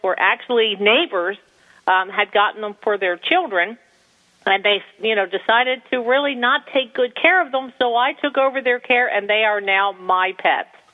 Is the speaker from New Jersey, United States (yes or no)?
yes; New Jersey, United States; having been born and raised in New Jersey